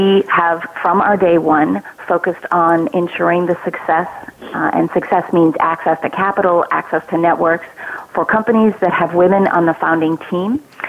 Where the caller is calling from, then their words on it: San Francisco, California, United States; I'm calling in from San Francisco, California.